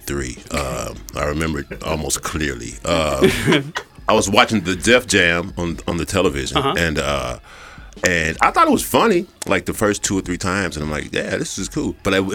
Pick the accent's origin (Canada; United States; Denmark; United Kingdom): United States; Nashville, Tennessee; No, I started in Nashville, okay. Tennessee. That's my hometown, beautiful. Nashville.